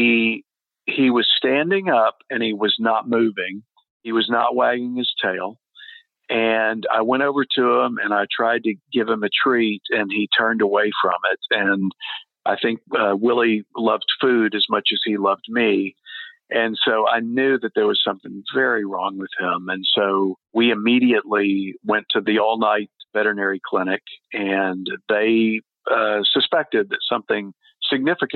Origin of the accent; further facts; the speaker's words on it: Texas, United States; moved away; also born or lived in Hawaii; I grew up in Texas, and I lived in Hawaii at the time